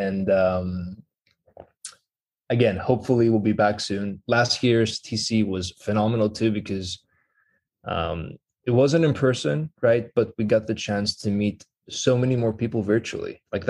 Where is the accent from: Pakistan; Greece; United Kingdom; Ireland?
Greece; first language Greek; English is a second language; Yeah, exactly. So we started learning a second language around kindergarten. So I picked English at the time